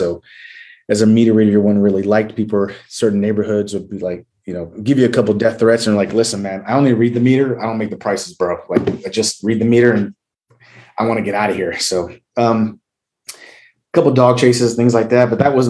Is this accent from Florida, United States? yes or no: no; San Diego, California, United States; moved away as an adult; I'm originally from San Diego, California.